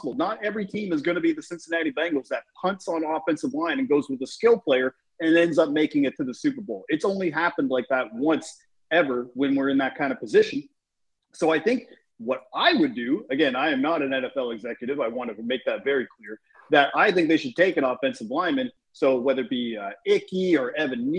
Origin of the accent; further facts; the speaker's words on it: Canada; we're Canadian